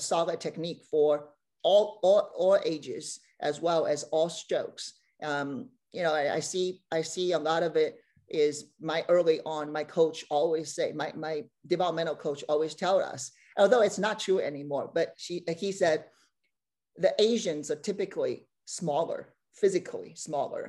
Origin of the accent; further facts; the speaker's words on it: China; moved away as an adult; also born or lived in Beijing; now in Bay Area, United States; growing up in China